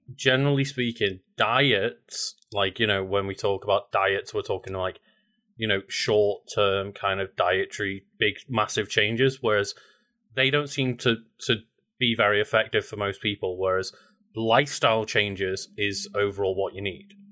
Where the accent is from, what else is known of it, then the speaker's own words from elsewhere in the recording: United Kingdom; especially as a British person